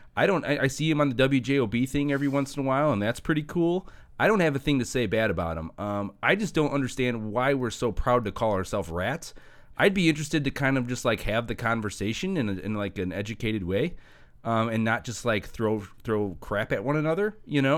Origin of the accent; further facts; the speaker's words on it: Hammond, Indiana, United States; I grew up in Hessville till eighth grade